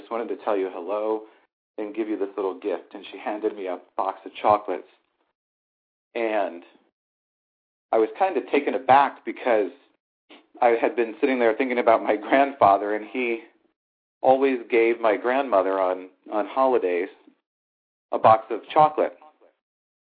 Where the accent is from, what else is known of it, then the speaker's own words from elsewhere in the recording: St. Louis, Missouri, United States; my hometown is St. Louis.